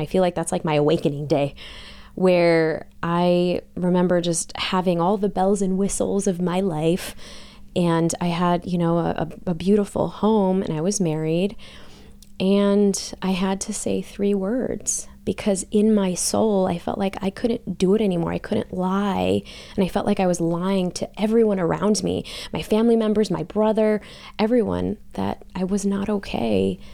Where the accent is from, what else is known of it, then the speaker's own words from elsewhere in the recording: Chicago, Illinois, United States; growing up in Chicago, melting pot